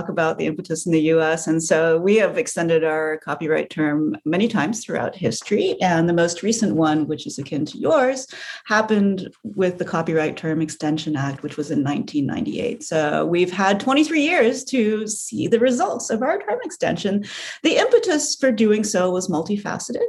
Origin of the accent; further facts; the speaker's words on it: United States; As an American